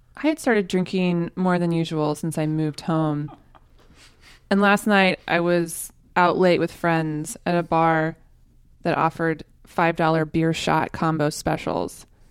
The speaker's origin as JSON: {"language": "English", "town": "Tulsa", "region": "Oklahoma", "country": "United States", "tie": "born or raised there", "also_born_or_lived": "Austin, Texas", "moved": "as an adult", "said": "moved back to Tulsa, Oklahoma, my hometown"}